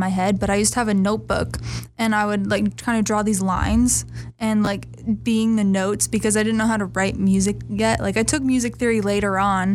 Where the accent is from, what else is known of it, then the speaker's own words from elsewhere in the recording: New York, United States; moved away; I'm originally from New York